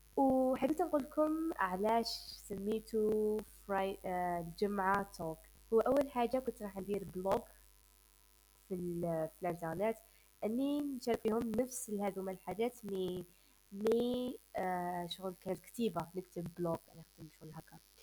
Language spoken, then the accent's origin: Arabic; Algeria; أنا من الجزائر